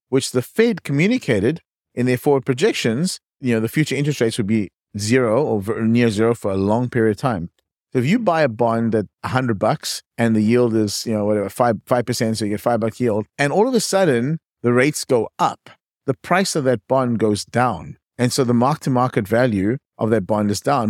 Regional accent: East London, Eastern Cape, South Africa; accent: South African; moved away as an adult; also born or lived in Johannesburg, South Africa; now in California, United States; I was born in a small town called East London, but then I studied at the University of Cape Town, moved to Johannesburg

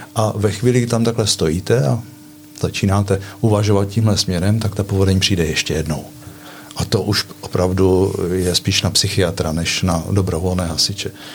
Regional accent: Litomyšl, Pardubice Region, Czechia; now in Chrudim, Czech Republic; Já jsem ročník 57 a vyrůstal jsem ve městě Litomyšl, tedy východní Čechy

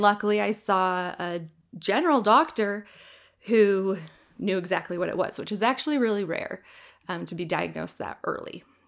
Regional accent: Iowa, United States; now in Utah, United States; I'm originally from Iowa, but I lived in Utah for about 15 years now.

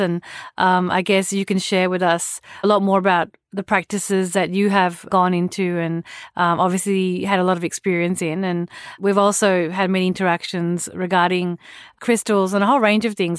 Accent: Australia; moved away as an adult; also born or lived in India; I grew up in Australia

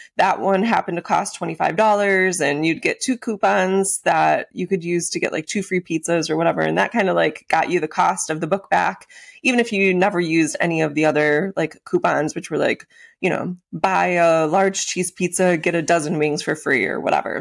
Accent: Western New York, United States; moved away as an adult; also born or lived in Florida; I grew up out in Western New York

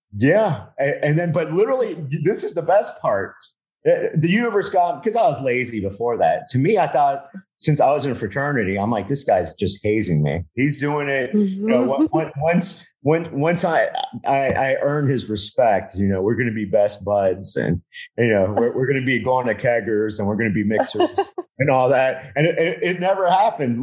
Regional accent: Miami, Florida, United States; moved away; I was from Miami

